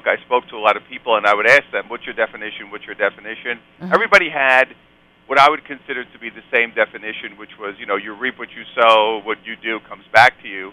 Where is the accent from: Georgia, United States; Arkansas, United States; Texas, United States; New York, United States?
New York, United States; New York City; I'm a New York guy. I'm from Brooklyn.